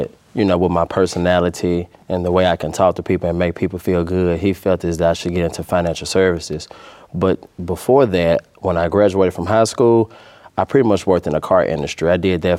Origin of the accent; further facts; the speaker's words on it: Memphis, Tennessee, United States; also born or lived in Bartlett, Tennessee; So I actually grew up in North Memphis too as well. I grew up in the Raleigh area, went to Raleigh High School. And then once my family saw that the neighborhood was starting to get a little bit bad, we moved to Bartlett, Tennessee